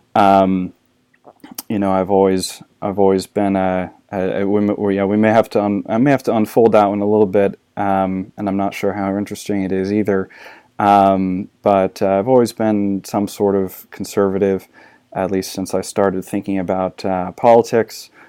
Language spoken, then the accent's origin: English; Arkansas, United States; also born or lived in Saint Louis, Missouri / South Carolina; now in Texas, United States; I was born in, uh, Saint Louis, Missouri. Uh, I grew up in Arkansas and, uh, South Carolina